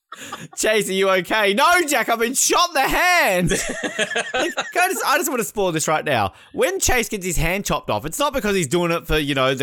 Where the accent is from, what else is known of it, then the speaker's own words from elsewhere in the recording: Australia; I'm Australian